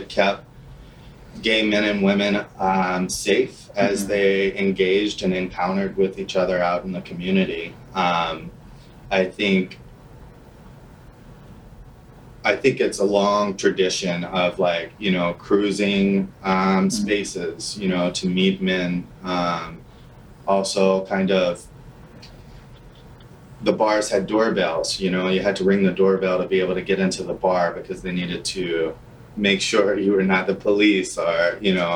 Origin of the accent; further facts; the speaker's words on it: New Orleans, Louisiana, United States; moved away as an adult; now in Minneapolis, United States; I'm originally from New Orleans, Louisiana